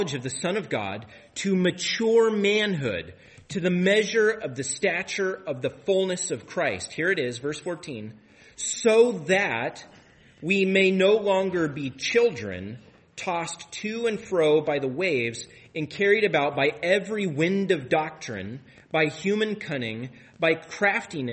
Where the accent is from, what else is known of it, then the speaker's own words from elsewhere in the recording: Tri-Cities, Washington, United States; I grew up in the Tri-Cities